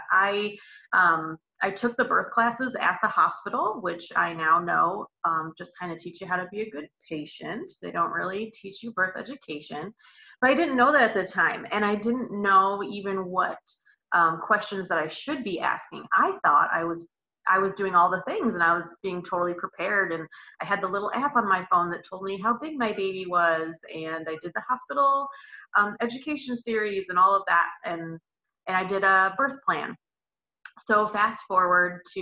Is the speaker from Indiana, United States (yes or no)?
yes; Elkhart, Indiana, United States; I'm from Elkhart, Indiana. It's about 45 minutes from Notre Dame or so